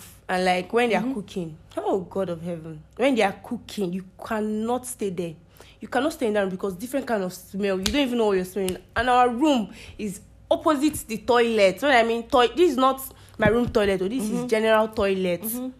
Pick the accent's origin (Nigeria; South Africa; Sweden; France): Nigeria; Abia; I'm from that state, because I'm from Abia State.